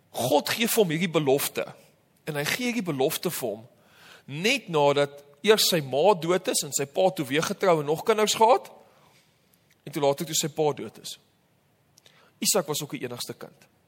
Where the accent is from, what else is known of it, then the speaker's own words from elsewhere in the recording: Namibia; moved away; Namibia waar ek vandaan kom